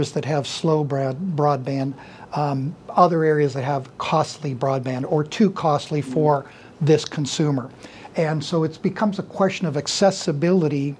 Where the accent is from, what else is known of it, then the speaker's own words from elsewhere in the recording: Youngstown, Ohio, United States; now in Howland, United States; was born in Youngstown and raised in Youngstown